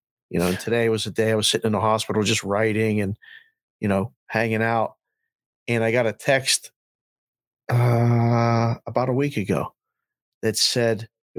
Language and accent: English; Pittsburgh, Pennsylvania, United States; moved away as an adult; also born or lived in Curacao; now in Las Vegas, United States